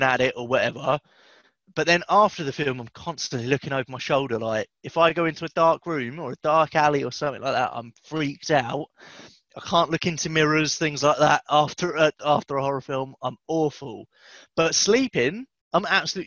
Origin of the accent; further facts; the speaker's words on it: Essex, East of England, United Kingdom; I'm from Essex